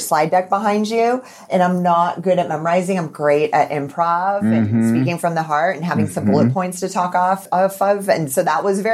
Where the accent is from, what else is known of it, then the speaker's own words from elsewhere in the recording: United States; I'm American.